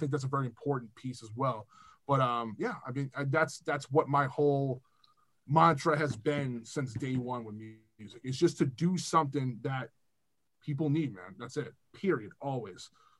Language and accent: English; Weymouth, Massachusetts, United States; I'm from Weymouth.